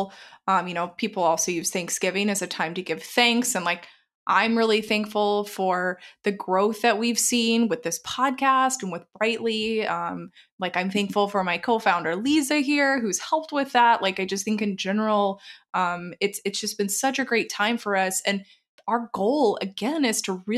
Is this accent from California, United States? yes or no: no; Texas, United States; moved away; I'm from Texas originally